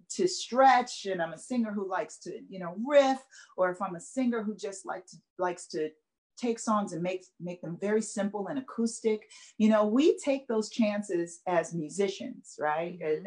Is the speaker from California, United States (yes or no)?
no; Chicago, Illinois, United States; moved away as an adult; now in Los Angeles, United States; I'm from Chicago, born and raised, the west side of Chicago.